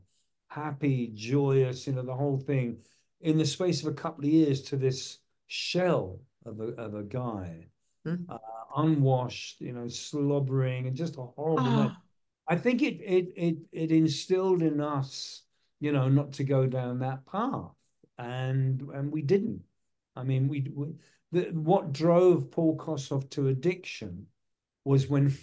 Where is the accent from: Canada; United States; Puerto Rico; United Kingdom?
United Kingdom; England; moved away; I'm from England